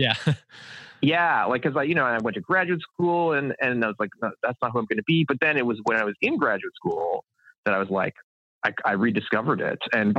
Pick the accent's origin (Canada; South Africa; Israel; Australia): Canada; I think maybe it comes from growing up in Canada